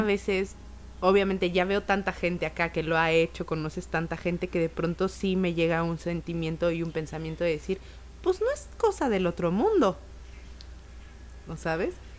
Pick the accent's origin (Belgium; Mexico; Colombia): Mexico